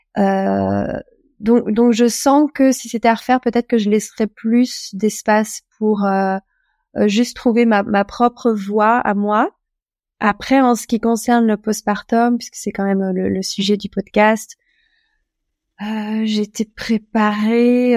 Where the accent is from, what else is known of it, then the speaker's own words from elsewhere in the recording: France; moved away as an adult; now in Portugal; Je suis française, j'ai 38 ans. ça fait 5 ans, un peu plus de 5 ans que je vis au Portugal